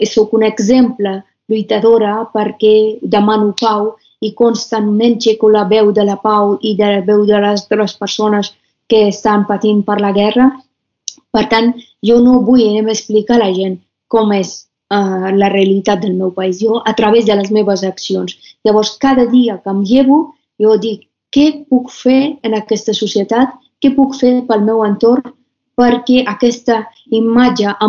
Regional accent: Afghanistan; com quan em presentava que sóc d'Afganistan, doncs la gent em deien talibans, guerra, Osama Bin Laden, marihuana, drogues

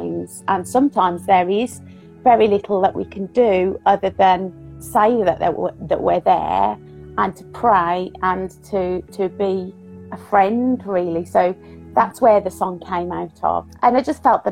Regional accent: Birmingham, West Midlands, United Kingdom; if you haven't gathered from the accent, I'm from Birmingham in the UK.

